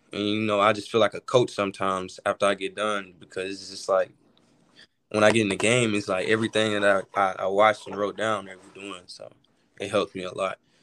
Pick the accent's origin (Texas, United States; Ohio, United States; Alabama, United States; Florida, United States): Alabama, United States; growing up in Alabama